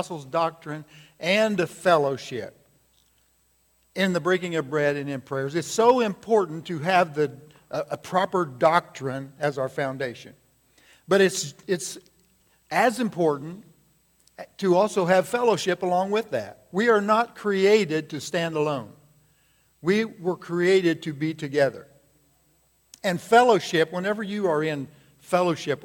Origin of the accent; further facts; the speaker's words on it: United States; I have been born in this great country